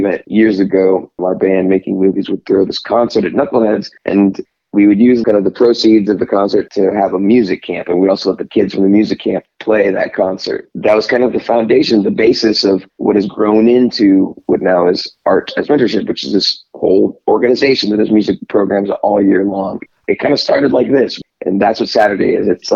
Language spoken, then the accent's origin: English; Panama; now in Kansas City, United States; I'm from Panama